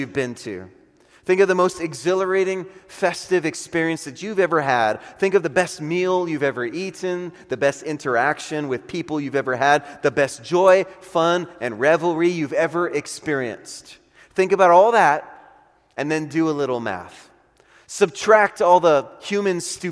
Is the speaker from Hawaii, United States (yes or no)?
yes; Honolulu, Hawaii, United States; moved away; I'm from Honolulu, Hawaii